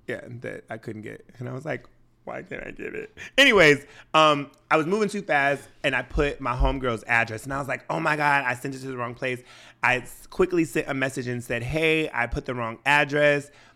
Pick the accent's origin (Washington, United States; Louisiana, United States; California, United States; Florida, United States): Washington, United States; I'm from Washington State and we're notorious for wearing sweatshirts and shorts